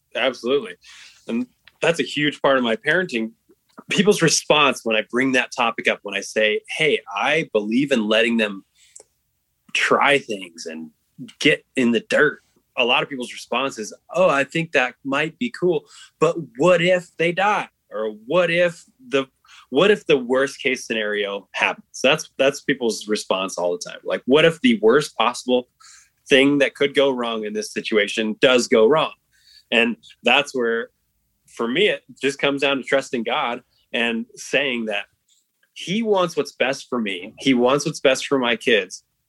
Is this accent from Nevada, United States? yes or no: yes; Reno, Nevada, United States; We grew up in Reno, Nevada